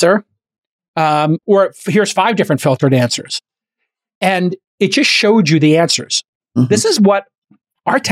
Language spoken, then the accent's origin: English; New York City, New York, United States; I grew up in Brooklyn